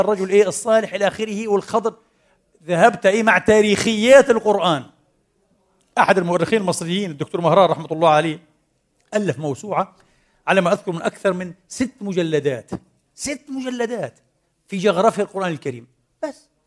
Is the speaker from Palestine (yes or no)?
yes; Palestine; now in Vienna, Austria; في خليل الرحمن عندنا في فلسطين